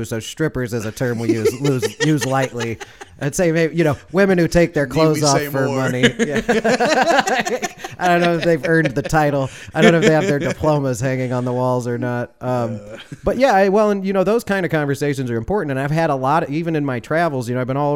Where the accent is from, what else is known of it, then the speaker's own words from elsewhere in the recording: Chicago, Illinois, United States; now in the South, United States; I had interactions with police officers also growing up in Chicago